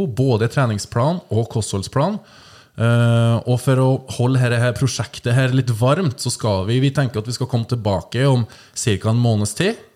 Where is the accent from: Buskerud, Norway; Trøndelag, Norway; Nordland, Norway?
Trøndelag, Norway; now in Stavanger, Norway; jeg er trønder